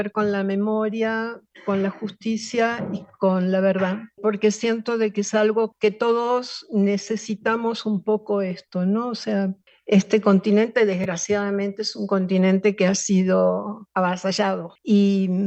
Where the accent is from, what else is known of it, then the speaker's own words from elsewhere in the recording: Argentina; nosotros venimos de Argentina, sacamos